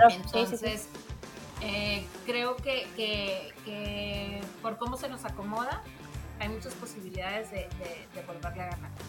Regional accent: Monterrey, Nuevo León, Mexico; yo soy regia

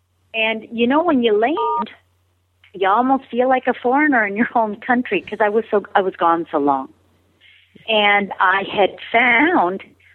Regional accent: Colorado, United States; also born or lived in Phoenix, Arizona; Okay, I was born in Phoenix, Arizona. My father, a pilot in the Air Force, and then eventually a pilot for United Airlines. We moved around a lot. And so we ended up in Colorado for a larger period of my childhood.

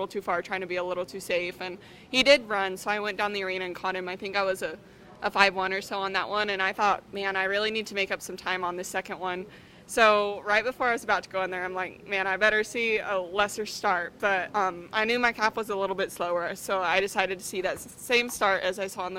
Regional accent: Hope, New Mexico, United States; moved away; also born or lived in Artesia, New Mexico; Well, I grew up in Artesia, well, actually Hope, New Mexico. It's just a little town in southeast New Mexico.

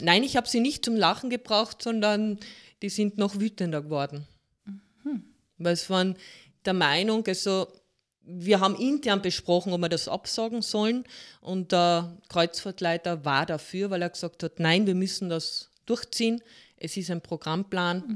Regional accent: Carinthia, Austria; ich bin gebürtige Kärntnerin mit holländischen Wurzeln.

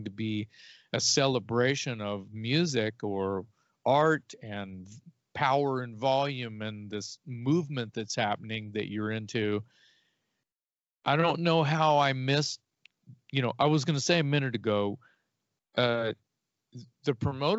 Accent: Corpus Christi, Texas, United States; Growing up in South Texas

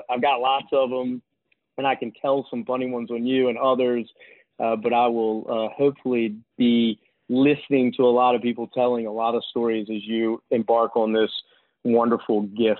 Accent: Richmond, Virginia, United States; that was not part of my life growing up in Richmond.

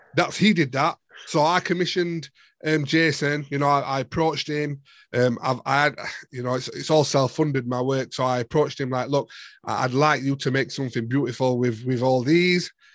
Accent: Sheffield, Yorkshire and the Humber, United Kingdom; I'm from Sheffield

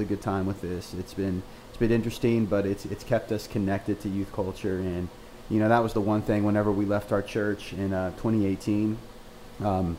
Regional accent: Lawton, Oklahoma, United States; In a town called Lawton, Oklahoma, which is actually my hometown

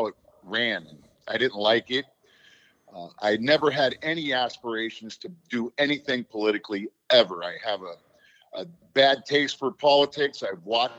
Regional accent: Los Angeles, California, United States; moved away as an adult; also born or lived in Germany / Fort Bragg, North Carolina; now in Pittsburgh, United States; I'm originally from Los Angeles. I'm a little surfer kid from L.A.

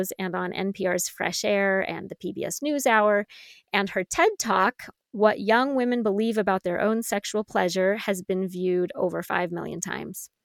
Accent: San Francisco Bay Area, California, United States; the San Francisco Bay Area, my hometown

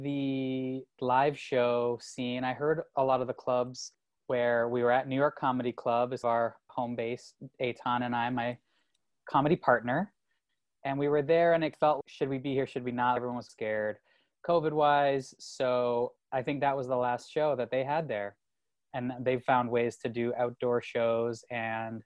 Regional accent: Ontario, Canada; moved away as an adult; also born or lived in Toronto; now in United States; I'm from Canada

